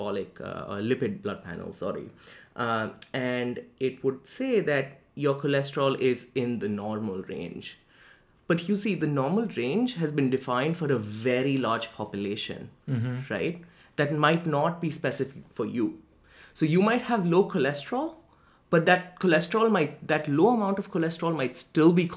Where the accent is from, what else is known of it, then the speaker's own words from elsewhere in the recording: Delhi, India; moved away as an adult; now in New Haven, United States; I was born in Delhi, India, which is the capital of India, and I was born there, I lived there, I was raised there, went to school there, went to college there, did pretty much everything in Delhi before moving to New Haven.